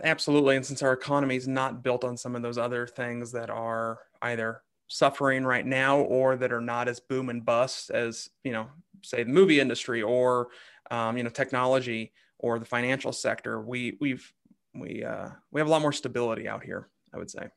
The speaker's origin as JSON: {"language": "English", "town": "Kansas City", "region": "Kansas", "country": "United States", "tie": "born or raised there", "said": "I grew up on the Kansas side of the state line"}